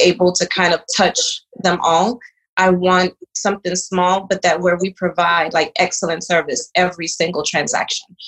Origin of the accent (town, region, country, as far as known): Charlotte Amalie, U.S. Virgin Islands; born or raised there; also born or lived in Dominican Republic; now in Houston, United States